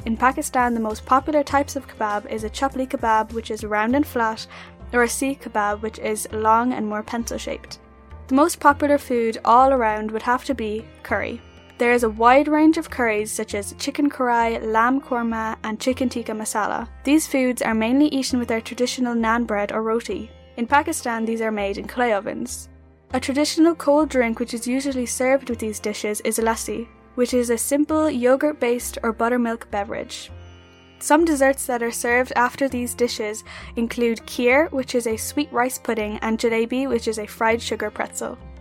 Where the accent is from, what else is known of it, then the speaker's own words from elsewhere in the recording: Ireland; I am a Muslim girl born and raised in Ireland.